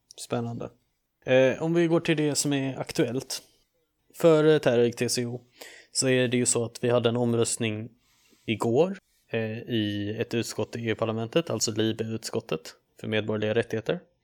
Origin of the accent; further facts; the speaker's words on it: Sweden; vi är ju ändå svenskar